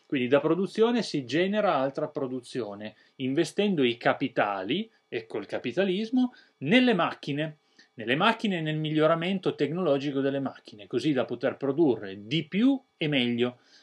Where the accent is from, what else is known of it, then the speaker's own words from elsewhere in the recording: Italy; noi italiani